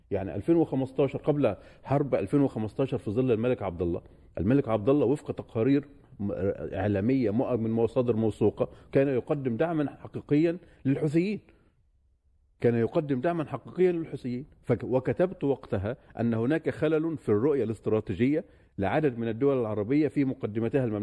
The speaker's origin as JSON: {"language": "Arabic", "country": "Yemen", "said": "وبالتالي هنا كيمني يجب أن يتعامل أتعامل مع هذه الأوراق"}